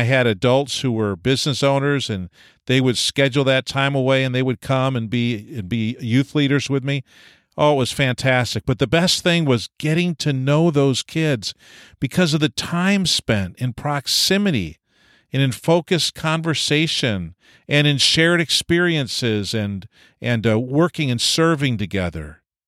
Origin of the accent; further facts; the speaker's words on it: New York, United States; I was from Eastern New York State, and we had a pace very different than Western Canada.